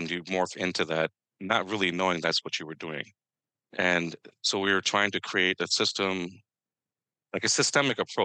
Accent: Minnesota, United States; I come to you from Northeast Minneapolis, but I originated from the state of Minnesota

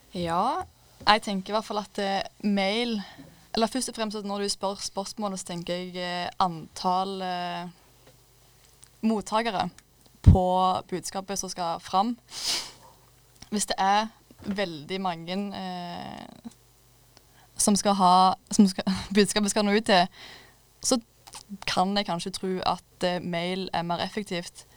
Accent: Klepp, Rogaland, Norway; Jeg kommer fra Klepp eller ja, Stavanger

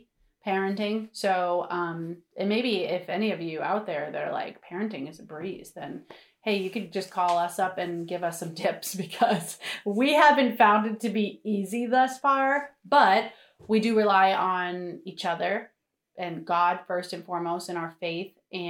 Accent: North Providence, Rhode Island, United States; I am from Rhode Island also. And I am from North Providence, Rhode Island, which does have its own accent, but I don't really have it.

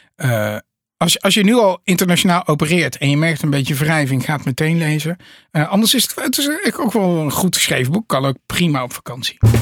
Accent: Netherlands; Wij zijn trouwens als Nederlanders ook low context

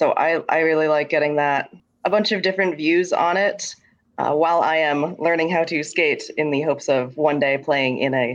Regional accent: New Hampshire, United States; I'm from New Hampshire.

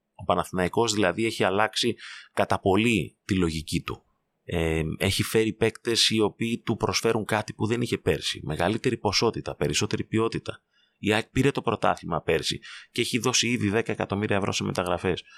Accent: Greece; ως Έλληνες

